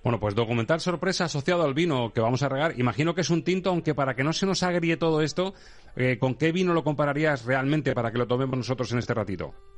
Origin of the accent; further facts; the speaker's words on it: Toledo, Castilla-La Mancha, Spain; siendo de Toledo